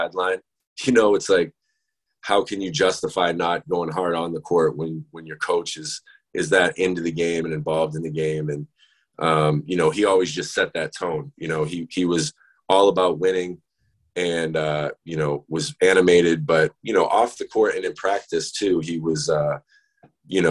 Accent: Maine, United States; moved away; also born or lived in Maryland; I was in Maine, I was in my hometown

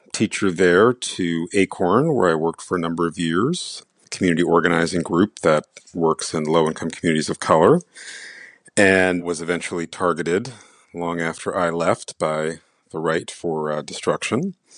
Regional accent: New York City, New York, United States; also born or lived in India; I grew up in the Bronx

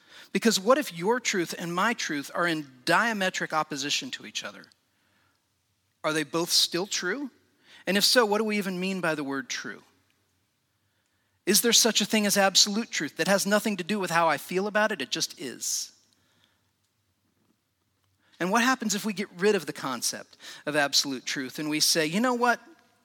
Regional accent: Indiana, United States; I grew up in Indiana, about an hour north of Indianapolis, in a little small town.

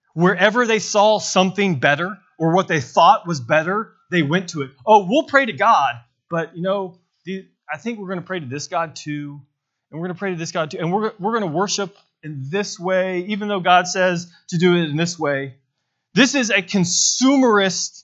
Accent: Bentonville, Arkansas, United States; I'm from Bentonville, Arkansas

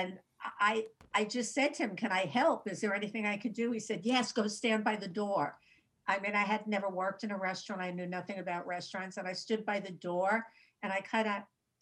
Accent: New York City, New York, United States; also born or lived in Manhattan, New York; I grew up in the Bronx. I grew up in New York, born in New York, grew up in New York

